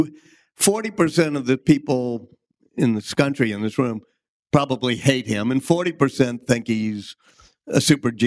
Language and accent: English; New Orleans, Louisiana, United States; me and Michael Lewis, who I grew up with in New Orleans